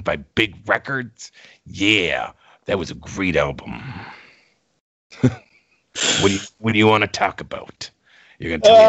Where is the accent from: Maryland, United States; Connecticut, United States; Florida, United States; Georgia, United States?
Florida, United States; St. Petersburg; You know, I've been working with boxers in my hometown of St. Petersburg